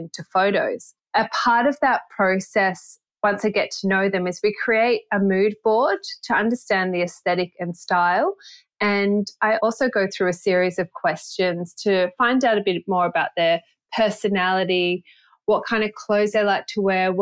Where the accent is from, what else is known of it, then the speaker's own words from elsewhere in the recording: Byron Bay, New South Wales, Australia; also born or lived in Sydney; growing up in Byron Bay